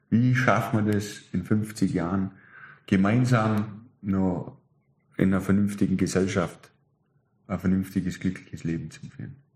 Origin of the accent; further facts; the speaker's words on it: Germany; Ich und wir Deutsche, das muss ich jetzt ja, noch ganz kurz schnell ja. sagen